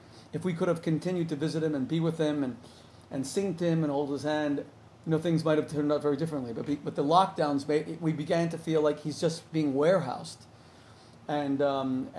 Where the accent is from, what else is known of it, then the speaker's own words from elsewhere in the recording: Miami, Florida, United States; now in New Jersey, United States; I'm from Miami. My whole family still lives in Miami